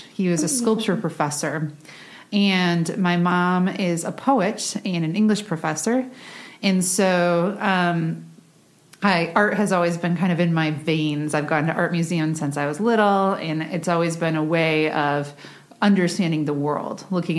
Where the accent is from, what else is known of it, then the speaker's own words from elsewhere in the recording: Michigan, United States; born there; So I was born in Michigan and I've moved many places since then.